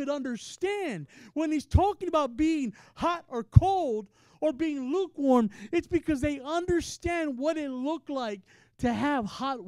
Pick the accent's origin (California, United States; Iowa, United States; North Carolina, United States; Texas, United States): Texas, United States; now in Ohio, United States; I'm from Texas